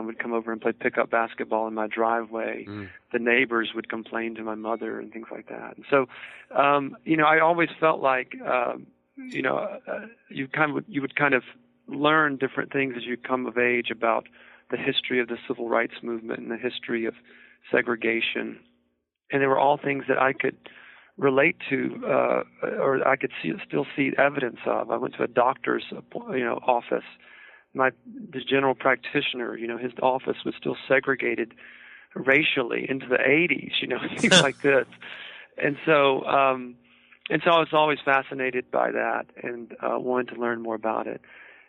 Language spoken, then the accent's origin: English; the South, United States; I grew up in a town in the 1970s and early 80s